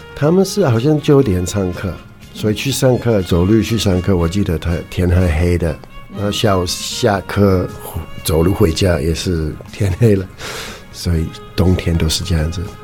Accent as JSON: {"language": "Chinese", "town": "Edinburgh", "region": "Scotland", "country": "United Kingdom", "second_language": "Chinese", "moved": "as an adult", "lives_now": "Taiwan", "said": "I come from Edinburgh in Scotland"}